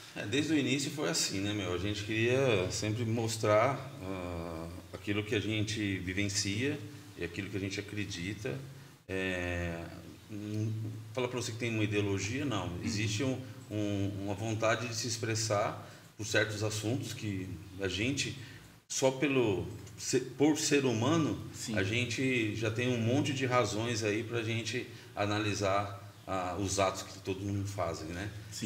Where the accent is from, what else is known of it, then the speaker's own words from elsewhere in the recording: Presidente Prudente, São Paulo, Brazil; Eu sou de Prudente, moro lá, resido lá, trampo lá.